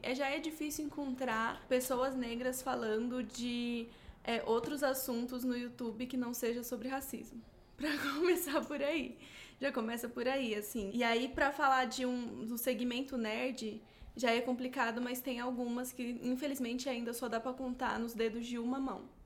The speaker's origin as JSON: {"language": "Portuguese", "town": "Barueri", "region": "São Paulo", "country": "Brazil", "tie": "born or raised there", "said": "não é a região metropolitana de São Paulo, não é Barueri, não é onde eu cresci"}